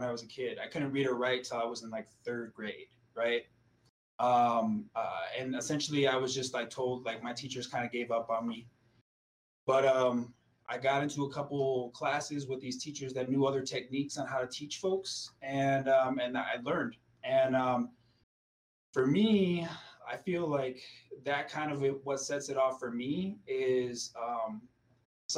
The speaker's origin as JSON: {"language": "English", "town": "Milwaukee", "region": "Wisconsin", "country": "United States", "also_born_or_lived": "Aurora, Colorado / United Kingdom", "moved": "as an adult", "lives_now": "Colorado, United States", "said": "I'm from Milwaukee, Wisconsin"}